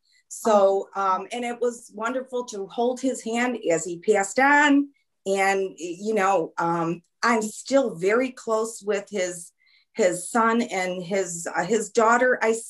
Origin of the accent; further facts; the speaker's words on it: Lockport, New York, United States; Lockport, New York. I am near Niagara Falls.